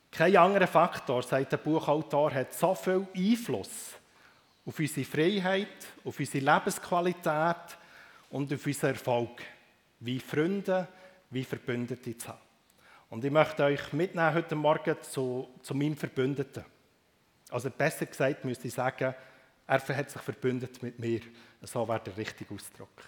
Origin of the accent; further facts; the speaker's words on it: Bern, Switzerland; aufgewachsen im Emmental. Aufzuwachsen im Emmental, das macht einem sehr gewundrig auf die Welt.